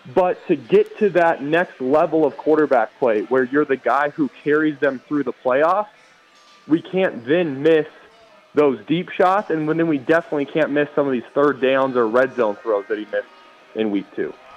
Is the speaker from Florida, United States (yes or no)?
no; Colorado, United States; I grew up in Colorado by the time that I was going through high school